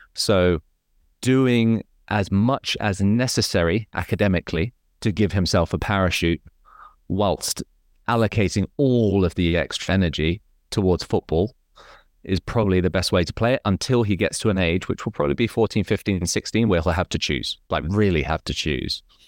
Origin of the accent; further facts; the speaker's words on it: Hong Kong; my life was fairly comfortable in Hong Kong